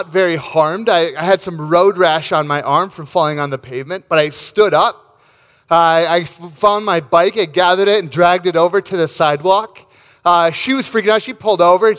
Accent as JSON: {"language": "English", "town": "Rochester", "region": "Minnesota", "country": "United States", "tie": "born or raised there", "said": "my hometown of Rochester, Minnesota"}